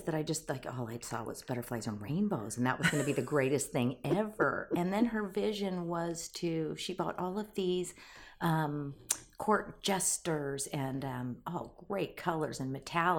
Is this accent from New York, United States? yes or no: no; Arizona, United States; also born or lived in San Diego, California; I was born in San Diego. My dad was a Navy guy, and then raised in Arizona, which was, you know, the Valley of the Sun.